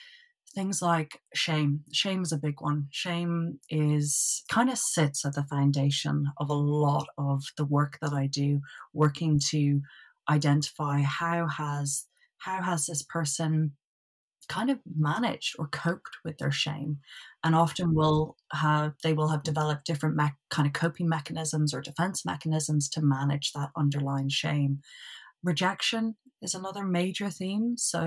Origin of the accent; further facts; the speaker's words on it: Dublin, Leinster, Ireland; moved away as an adult; So originally from Dublin, and lived in Dublin up until, I believe I was about 23.